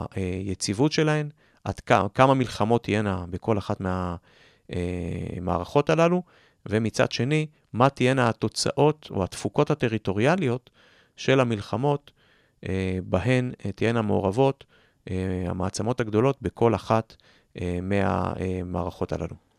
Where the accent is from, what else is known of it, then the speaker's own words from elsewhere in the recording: Jerusalem, Jerusalem District, Israel; כירושלמי כמוני, שאוהב את העיר